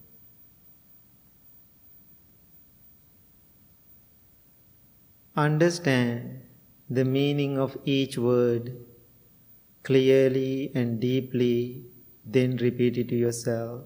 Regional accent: Sri Lanka; moved away as an adult; now in United States; I was born and raised in Sri Lanka

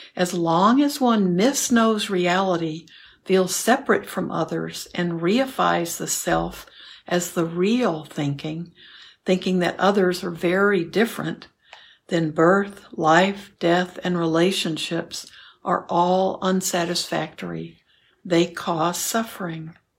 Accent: New York City, New York, United States; moved away as an adult; also born or lived in India; I was born and raised in New York City, Manhattan

